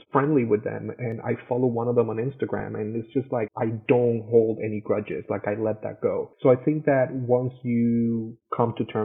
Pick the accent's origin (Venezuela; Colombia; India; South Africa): Venezuela; Caracas, Capital District; moved away as an adult; also born or lived in Florida; now in United States; we both, you know, were born and raised in Caracas, Venezuela